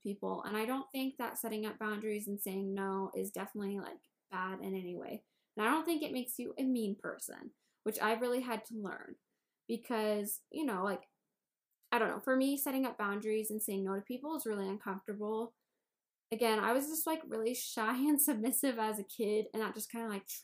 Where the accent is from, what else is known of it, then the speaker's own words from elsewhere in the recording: Indiana, United States; I'm from Indiana.